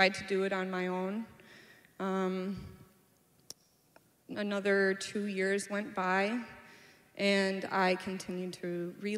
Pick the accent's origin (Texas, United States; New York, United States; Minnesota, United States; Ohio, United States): Minnesota, United States; Anoka; I'm from Anoka, Minnesota. I was born and raised there